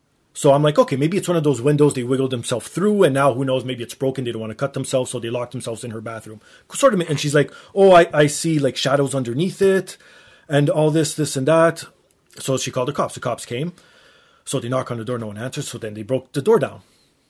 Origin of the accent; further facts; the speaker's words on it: Canada; I'm Canadian.